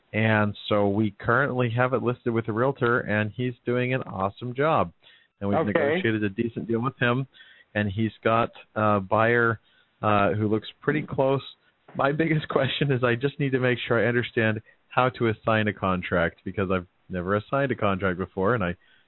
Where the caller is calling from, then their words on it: Pasco, Washington, United States; I'm from Pasco, Washington.